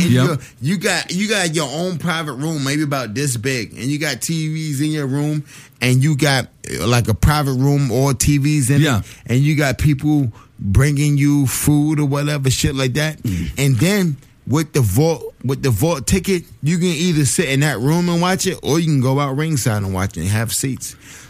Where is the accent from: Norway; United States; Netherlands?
United States; Bed-Stuy, New York; I grew up in Bed-Stuy. I went to Murder High. I went to Thomas Jefferson High School